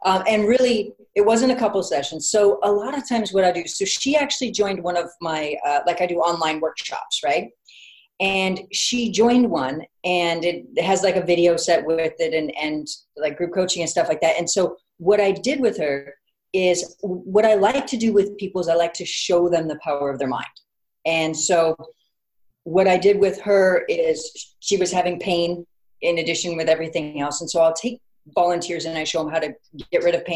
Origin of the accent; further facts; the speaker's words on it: Orange County, California, United States; now in Los Angeles, United States; Orange County, so about a couple hours south of here. But yes, I'm a Southern California woman all the way around